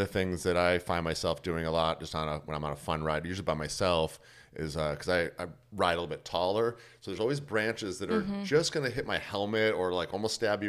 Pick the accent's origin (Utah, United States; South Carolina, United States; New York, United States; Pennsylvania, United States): New York, United States; I'm from New York too